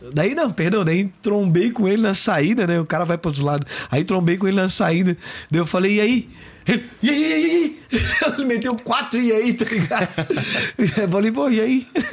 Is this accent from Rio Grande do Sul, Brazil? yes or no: no; Florianópolis, Santa Catarina, Brazil; accent: manezinho; Fui morar no Monte Verde, sou cria do Monte Verde